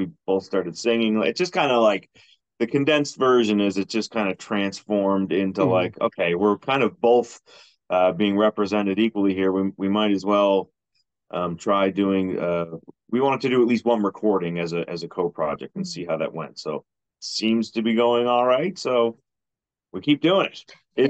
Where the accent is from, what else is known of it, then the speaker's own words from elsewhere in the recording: Mount Uniacke, Nova Scotia, Canada; I grew up in Mount Uniac outside of Halifax